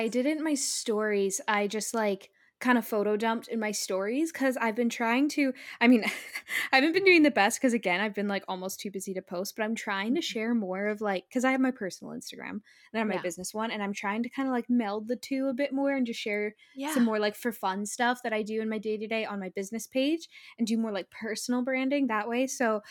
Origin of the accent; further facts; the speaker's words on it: California, United States; we flew over to my hometown in California to see my family for like a little over a week.